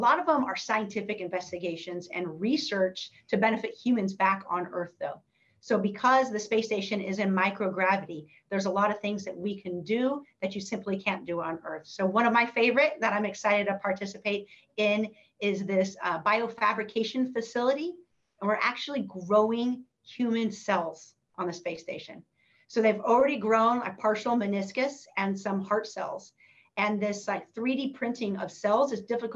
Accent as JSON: {"language": "English", "region": "Northern California", "country": "United States", "tie": "born or raised there", "said": "growing up in Northern California, I was interested in math and science."}